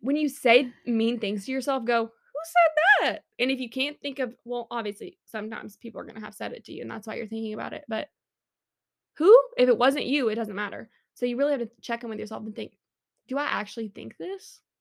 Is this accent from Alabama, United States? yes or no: yes; Montgomery, Alabama, United States; I do love my hometown, respect Montgomery